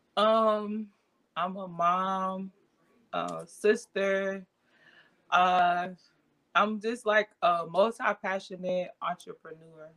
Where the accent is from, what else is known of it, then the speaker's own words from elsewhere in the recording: Avon Park, Florida, United States; I'm originally from Avon Park, Florida, is where I was born and raised. So I'm a Florida girl